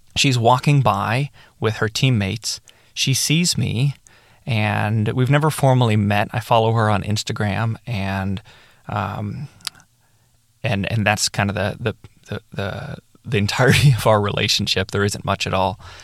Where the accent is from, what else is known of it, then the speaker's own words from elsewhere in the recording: Chile; I was from Chile and I was representing Chile